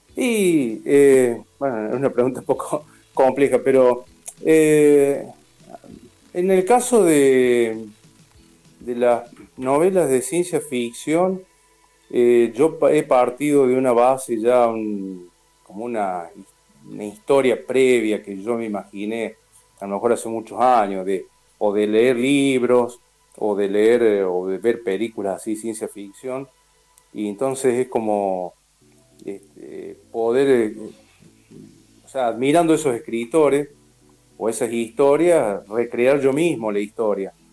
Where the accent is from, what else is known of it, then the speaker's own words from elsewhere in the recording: Río Tercero, Córdoba, Argentina; also born or lived in Río Cuarto; yo soy fui adoptado de, de, chiquito, por eso nací en Río Cuarto y, los dos años ya viví en Río Tercero